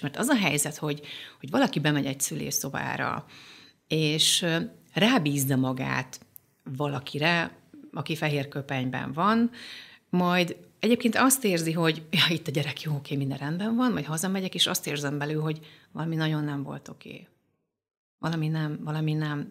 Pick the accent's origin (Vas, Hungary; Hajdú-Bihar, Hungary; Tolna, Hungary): Hajdú-Bihar, Hungary; Debrecen; az anyukám Debrecenben, az akkori Bartók kórházban világra hozott